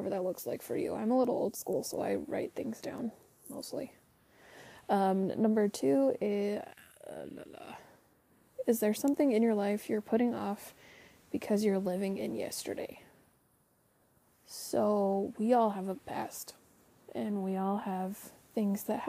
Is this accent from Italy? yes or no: no; Utah, United States; I'm from Utah. We don't pronounce our T's sometimes.